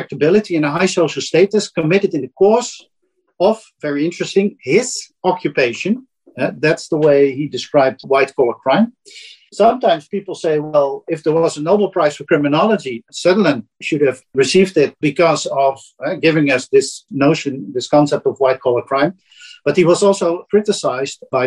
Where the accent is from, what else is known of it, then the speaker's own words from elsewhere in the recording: Netherlands; accent: Dutch; English is a second language; my Dutch accent